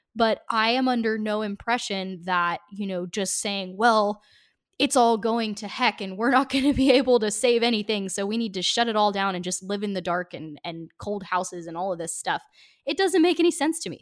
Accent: Portland, Oregon, United States; I grew up in Portland

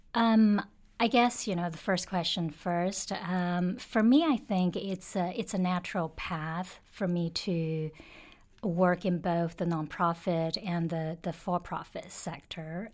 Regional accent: China; now in Hong Kong; I grew up in China and have lived in China, worked in China for, for some time

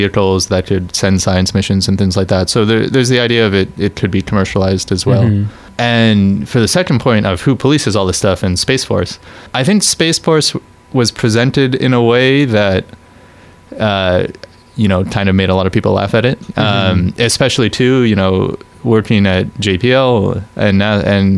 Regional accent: Canada; I'm Canadian

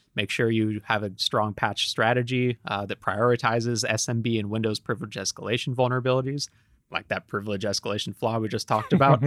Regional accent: United States; I'm an American

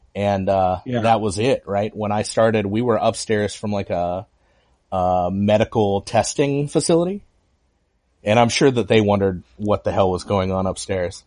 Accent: Huntington Beach, California, United States; also born or lived in Anaheim; born in Anaheim, grew up in Huntington Beach.

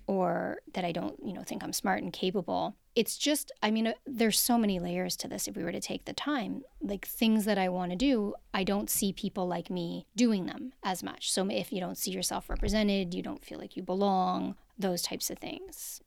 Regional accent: Toronto, Ontario, Canada; I grew up in Toronto, so I grew up in this, like, Western culture

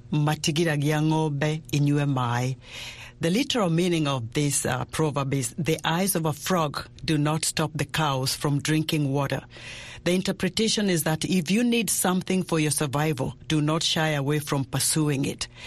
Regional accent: Kenya; I'm from Kenya. This is a Kikuyu proverb

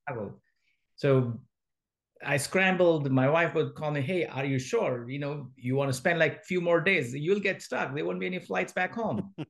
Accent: India; moved away as an adult; now in San Francisco Bay Area, United States; I grew up in India in a small mining town

